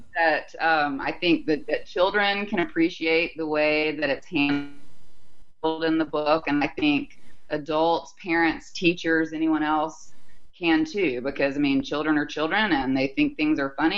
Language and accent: English; Huntsville, Alabama, United States; I grew up in a relatively small town, Huntsville, Alabama